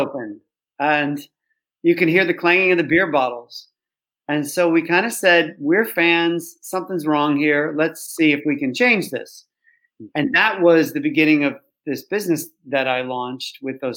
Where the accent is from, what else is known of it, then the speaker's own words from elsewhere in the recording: Chicago, Illinois, United States; now in London, United Kingdom; I grew up in Chicago